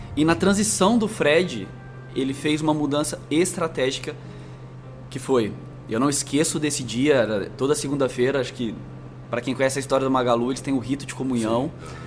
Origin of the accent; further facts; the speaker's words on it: Franca, São Paulo, Brazil; moved away as an adult; also born or lived in Minas Gerais; now in São Paulo, Brazil; eu sou mineiro do RG, então também nasci em Minas, mas me criei em Franca